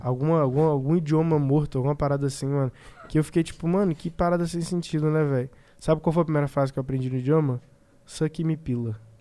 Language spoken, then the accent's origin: Portuguese; Brazil; a gente é brasileiro